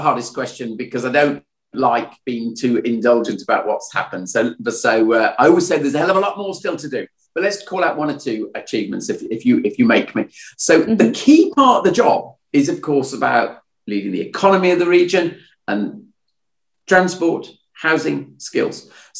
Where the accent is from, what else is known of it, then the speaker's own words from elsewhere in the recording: Birmingham, West Midlands, United Kingdom; moved away as an adult; also born or lived in London; I am a Brummie through and through. My parents were both Brummies, my grandparents, all four of them Brummies. So it was deeply, deeply in my blood. But obviously, I'd been away in London doing my John Lewis stuff. And I'd returned to the West Midlands, in a sense, in 2011.